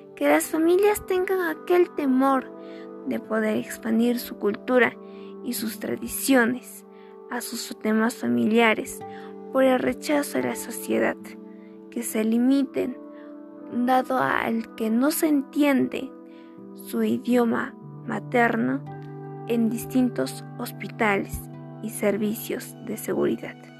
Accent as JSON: {"language": "Spanish", "country": "Peru"}